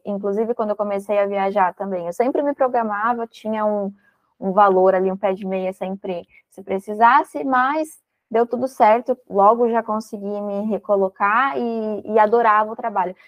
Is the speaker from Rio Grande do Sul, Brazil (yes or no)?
yes; Rio Grande do Sul, Brazil; now in Florianópolis, Brazil; eu sou gaúcha, mas atualmente eu estou aqui em Florianópolis